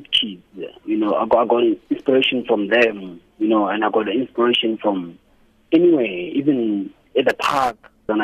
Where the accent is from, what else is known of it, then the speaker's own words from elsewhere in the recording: Hammanskraal, Gauteng, South Africa; also born or lived in Erasmus; I grew up in Hammanskraal. I'm born in Hammanskraal.